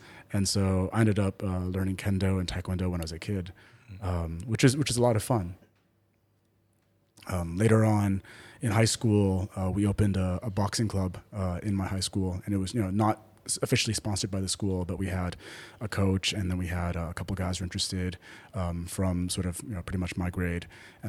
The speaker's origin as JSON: {"language": "English", "region": "Taipei", "country": "Taiwan", "tie": "born or raised there", "also_born_or_lived": "United States", "said": "So I basically grew up in Taipei, and I went to an international school there. So I grew up in a multilingual environment. I learned Mandarin"}